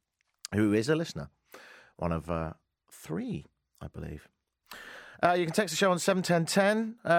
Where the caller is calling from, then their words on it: Canada; I'm live from Canada.